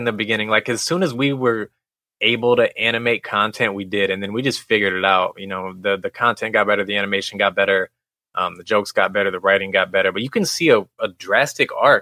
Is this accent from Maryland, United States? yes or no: no; Missouri, United States; we're originally from Missouri. Yes. And we grew up like an hour and a half west of St. Louis, small town